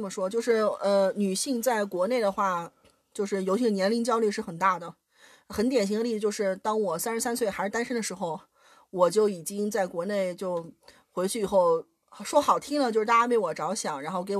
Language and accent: Chinese; Shanxi, China; now in Germany; 我是山西人，